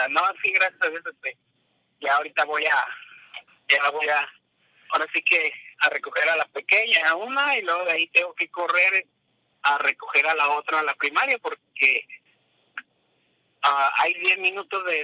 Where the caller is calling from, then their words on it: San Diego, California, United States; de San Diego.